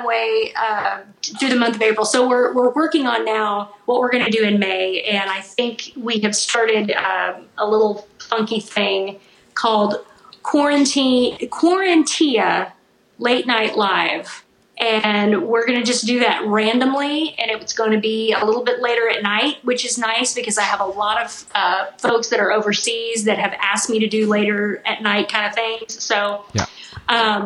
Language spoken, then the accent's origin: English; Missouri, United States; I grew up in Missouri